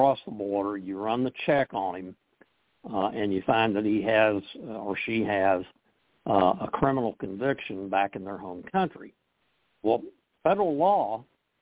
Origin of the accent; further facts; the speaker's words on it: Oklahoma, United States; moved away; my home state of Oklahoma